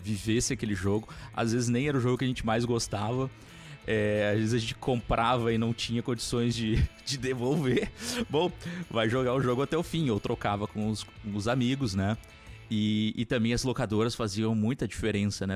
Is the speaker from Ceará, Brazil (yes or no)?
no; Porto Alegre, Rio Grande do Sul, Brazil; eu sou de Porto Alegre